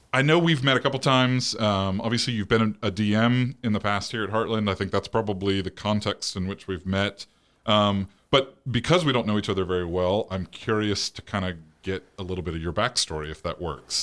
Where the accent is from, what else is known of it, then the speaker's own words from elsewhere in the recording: State College, Pennsylvania, United States; I was born in State College, Pennsylvania.